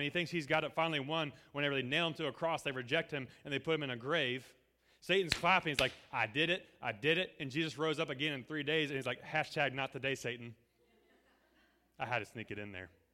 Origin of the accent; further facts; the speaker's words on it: Appalachia, United States; we're Appalachian here